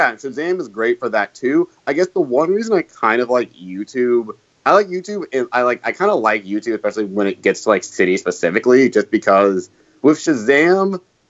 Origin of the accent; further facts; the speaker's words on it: North Carolina, United States; I'm from North Carolina